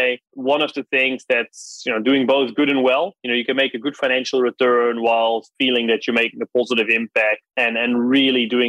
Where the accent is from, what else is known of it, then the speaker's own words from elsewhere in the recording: Netherlands; moved away; I grew up in the Netherlands